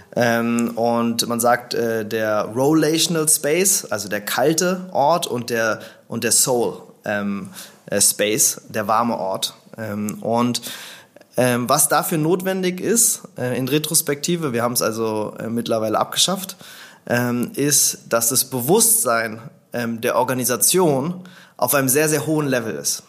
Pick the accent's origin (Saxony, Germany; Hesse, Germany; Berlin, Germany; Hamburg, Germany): Berlin, Germany; also born or lived in St. Gallen / Zürich; Also ich bin in Berlin geboren, ähm, vor ein bisschen mehr als 30 Jahren. Äh, bin hier aufgewachsen.